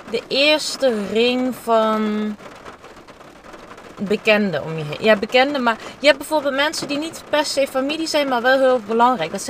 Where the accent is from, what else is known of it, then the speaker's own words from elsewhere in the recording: Heerlen, Limburg, Netherlands; now in Amsterdam, Netherlands; Ik kom uit Heerlen.